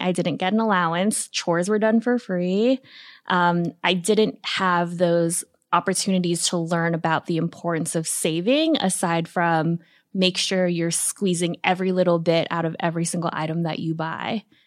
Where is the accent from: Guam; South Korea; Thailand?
Guam; moved away as an adult; also born or lived in New York City; I moved from Guam, a tiny island in the Pacific where I was born and raised